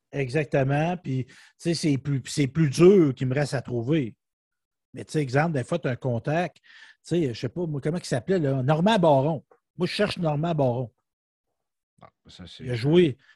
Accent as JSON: {"language": "French", "town": "Saint-Léonard-d'Aston", "region": "Quebec", "country": "Canada", "tie": "born or raised there", "said": "Oui, j'ai resté à Québec. Mais là, je demeure à Saint-Léonard d'Aston. C'est mon village natal"}